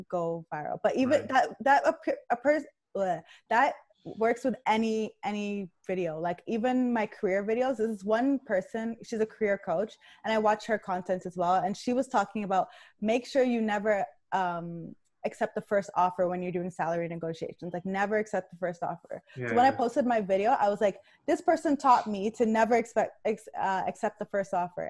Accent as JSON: {"language": "English", "country": "Nigeria", "said": "I'm Nigerian"}